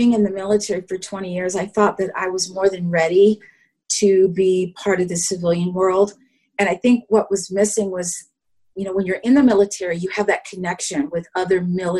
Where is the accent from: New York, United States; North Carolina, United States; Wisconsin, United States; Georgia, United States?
North Carolina, United States; Charlotte; I am from Charlotte, North Carolina. I am retired Air Force. I did 20 years.